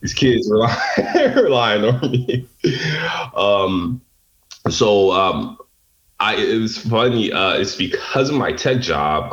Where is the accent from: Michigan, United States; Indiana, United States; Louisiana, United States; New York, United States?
Michigan, United States; Detroit; I grew up um, in the inner city of Detroit